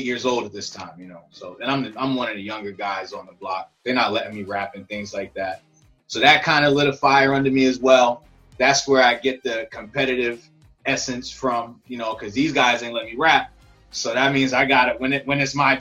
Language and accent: English; Rockland County, upstate New York, United States; I'm from New York. I'm from upstate New York, Rockland County.